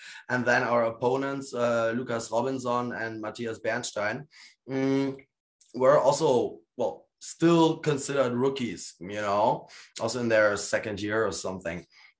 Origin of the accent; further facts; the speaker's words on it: Gdańsk, Pomeranian Voivodeship, Poland; born there; Although they know I'm born in Poland, you know? I'm born in Gdańsk, basically the same area where KPW is promoting.